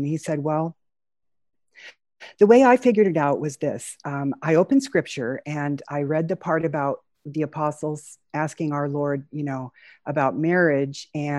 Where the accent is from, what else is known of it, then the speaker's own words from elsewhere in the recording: Southern California, United States; now in Spokane, United States; I was born and raised in Southern California